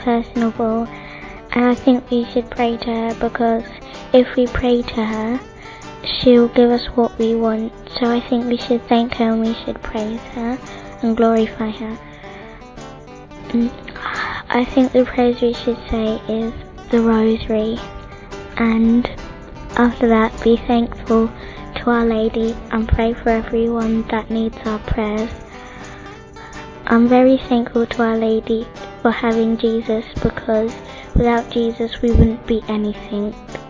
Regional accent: Ghana; I'm 8 years old and I'm from Ghana.

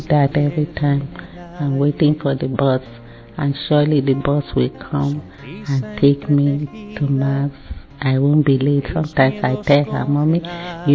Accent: Nigeria; now in United Kingdom; Originally, I'm from Nigeria, but now I'm a British citizen

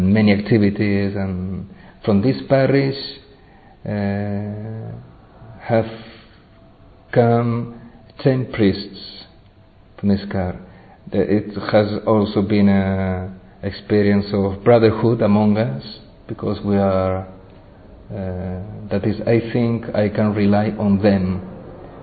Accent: Spain; English is a second language; I come from Spain

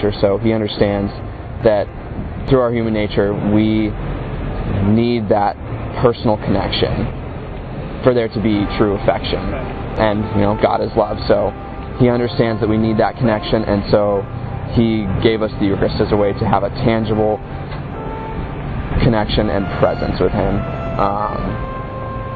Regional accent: Virginia, United States; I'm from the United States, Virginia

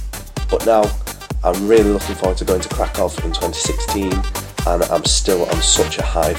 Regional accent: United Kingdom; I'm 19 and I'm from the United Kingdom.

